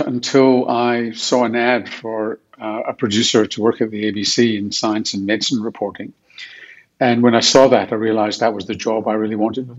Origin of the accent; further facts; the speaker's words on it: Glasgow, Scotland, United Kingdom; Well, of course, you never do know anything different. I mean, Glasgow is an interesting place.